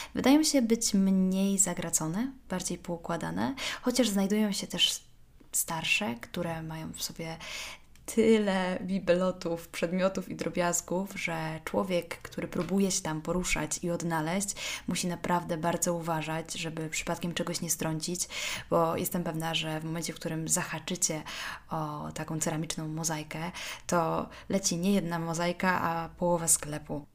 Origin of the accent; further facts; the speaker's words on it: Warsaw, Masovian Voivodeship, Poland; moved away as an adult; also born or lived in Kraków / Rome; mimo że pochodzę z Warszawy